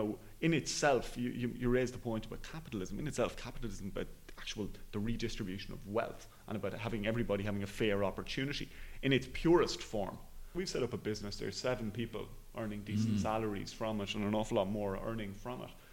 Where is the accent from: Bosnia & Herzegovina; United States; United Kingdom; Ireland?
Ireland; Enniscorthy, Leinster; I'm from Enniscorthy in Wexford